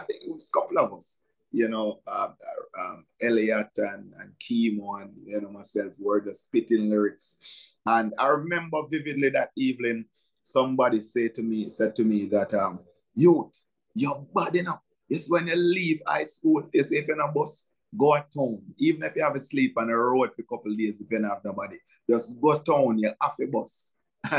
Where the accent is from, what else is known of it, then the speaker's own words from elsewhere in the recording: Trelawny, Jamaica; moved away as an adult; now in Portmore, Jamaica; I was born and raised in the cool parish of Chilani. That's the Yam parish.